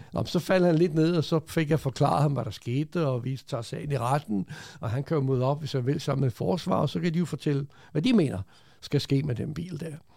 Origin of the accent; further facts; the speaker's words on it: Denmark; also born or lived in Croatia; jeg er født i Kroatien for mange, mange år siden. Ja. Kom til Danmark som 9-årig, øh, og så opvokset i Danmark